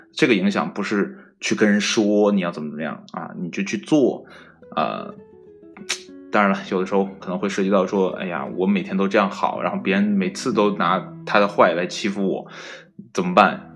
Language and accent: Chinese; China